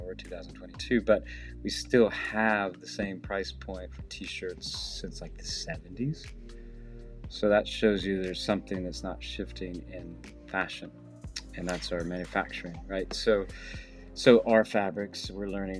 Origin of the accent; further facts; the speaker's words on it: the South, United States; I grew up in the South